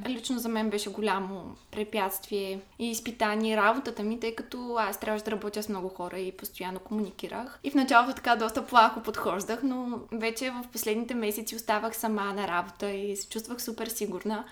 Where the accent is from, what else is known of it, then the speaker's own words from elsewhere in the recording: Ruse, Ruse Province, Bulgaria; moved away as an adult; now in Varna, Bulgaria; От Русе съм. В момента уча във Варна